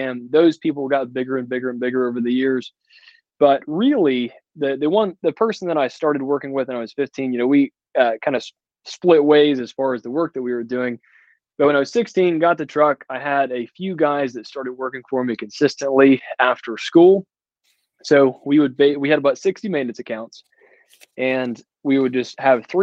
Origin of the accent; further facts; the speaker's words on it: Atlanta, Georgia, United States; from Atlanta, Georgia, and I work all around the North Georgia area